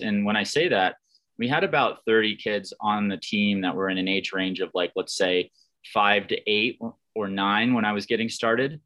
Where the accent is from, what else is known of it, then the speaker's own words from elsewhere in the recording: Lake Placid, New York, United States; I grew up in the Adirondack Mountains in, eh, around the Olympic region of Lake Placid, New York